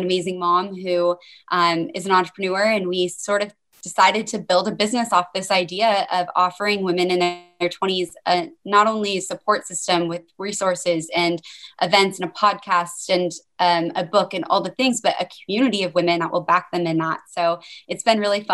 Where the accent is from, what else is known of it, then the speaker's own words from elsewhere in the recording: Denver, Colorado, United States; now in Portland, United States; I live here in Portland, Oregon, actually, although I'm originally from Denver